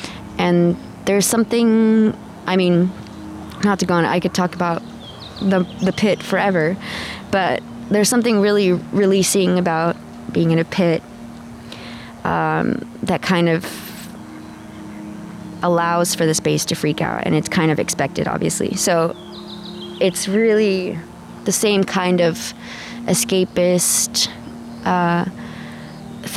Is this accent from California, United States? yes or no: yes; San Diego, California, United States; I grew up in San Diego